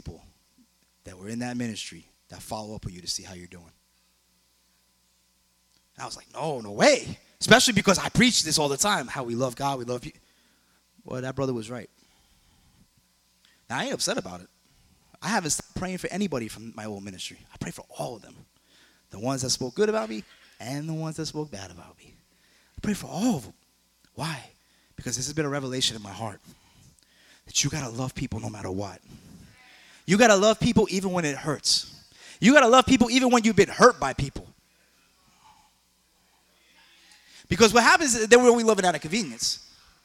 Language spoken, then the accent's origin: English; New York, United States; now in South Florida, United States; I'm from New York